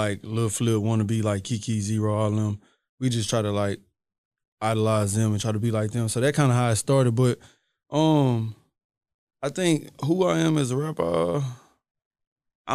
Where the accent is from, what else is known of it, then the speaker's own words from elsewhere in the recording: Houston, Texas, United States; also born or lived in Port Arthur; I'm from the south side. I'm from Iron Clark